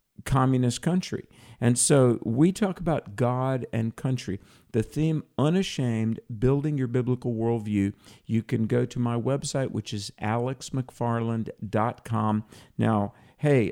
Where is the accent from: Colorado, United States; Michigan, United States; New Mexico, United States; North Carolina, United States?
North Carolina, United States; my home state of North Carolina